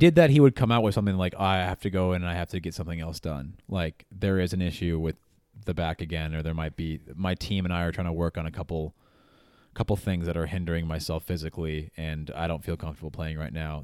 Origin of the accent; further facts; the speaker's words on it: United States; I know I'm American. I know I have an American bias